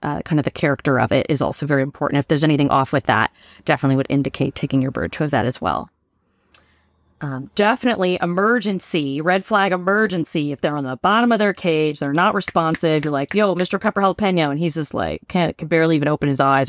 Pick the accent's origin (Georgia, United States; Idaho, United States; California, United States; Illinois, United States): California, United States; Bay Area; moved away as an adult; now in San Diego, United States; I'm from the Bay Area originally